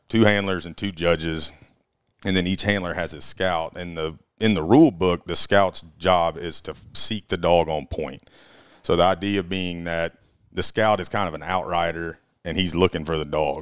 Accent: Auburn, Alabama, United States; born and raised in Auburn, Alabama

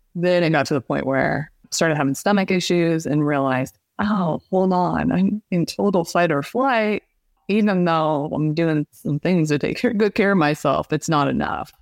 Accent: Midwest, United States; I grew up in the Midwest in a very small town, very rural

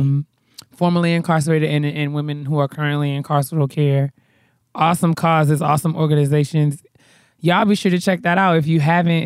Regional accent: New York, United States; I'm from New York

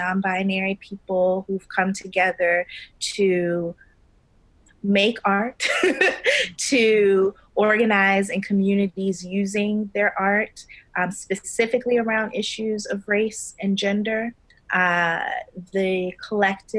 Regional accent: Baltimore, Maryland, United States; moved away as an adult; now in New York City, United States; I am from originally Baltimore, Maryland

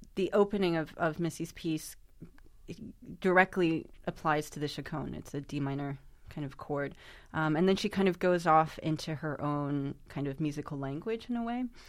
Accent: New York, United States; my hometown of New York.

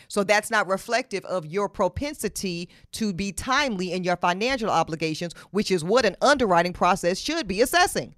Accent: Charlotte, North Carolina, United States; In Charlotte, my hometown

